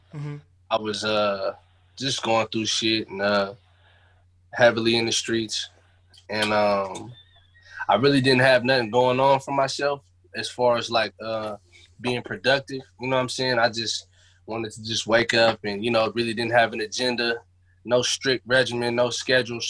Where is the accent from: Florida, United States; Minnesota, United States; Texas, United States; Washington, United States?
Washington, United States; Seattle; The Central District, man, the most gentrified place in Seattle right now